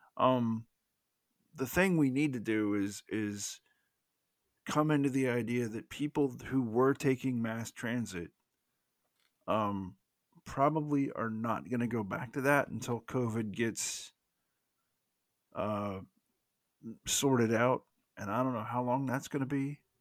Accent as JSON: {"language": "English", "region": "the South", "country": "United States", "accent": "Southern", "said": "that was me with my Southern accent"}